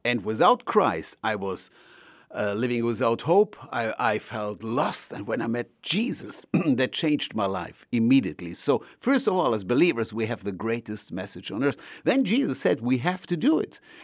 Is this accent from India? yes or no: no; Germany; I'm from Germany